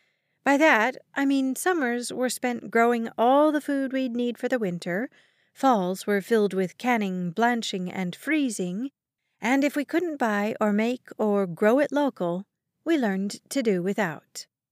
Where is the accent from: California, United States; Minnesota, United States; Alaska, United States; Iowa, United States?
Alaska, United States; Yes, I'm from Alaska. No, I don't ski cross-country to travel from one town to another, nor have I ever seen or spent the night in an igloo. I live an hour away from the nearest grocery store, and my town only has about 300 people living in it.